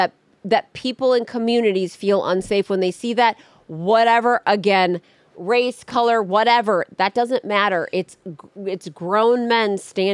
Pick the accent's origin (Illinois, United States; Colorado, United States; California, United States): California, United States; also born or lived in Texas; I'm born and raised in California, went to college in Texas